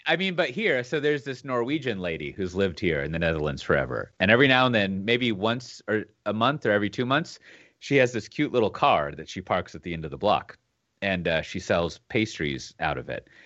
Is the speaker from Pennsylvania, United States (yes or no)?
no; Texas, United States; being a Texan